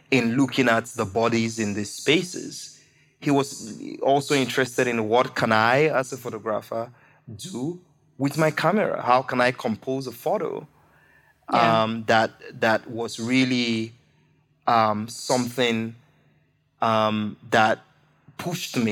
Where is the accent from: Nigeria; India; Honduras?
Nigeria; as a Nigerian writer, as a Nigerian, as a black person